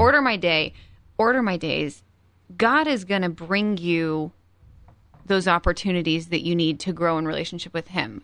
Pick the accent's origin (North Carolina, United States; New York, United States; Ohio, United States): Ohio, United States; Cleveland; moved away; I'm from Cleveland, so I went home to visit my parents